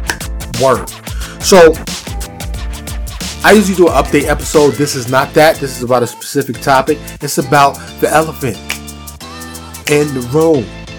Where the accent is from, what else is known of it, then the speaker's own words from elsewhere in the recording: New York, United States; now in Dallas, United States; I grew up in New York